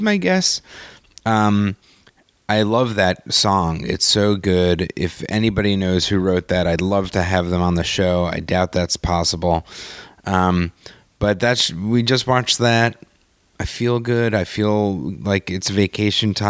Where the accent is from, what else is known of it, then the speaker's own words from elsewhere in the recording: New York, United States; moved away as an adult; now in Los Angeles, United States; I'm a New Yorker forever